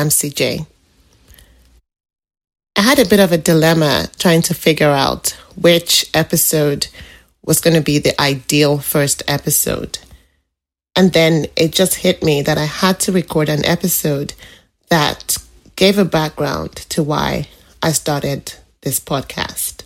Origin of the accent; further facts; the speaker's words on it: Nigeria; moved away as an adult; now in British Columbia, Canada; I'm a Nigerian currently living in British Columbia, Canada. I moved to Canada 10 years ago from Nigeria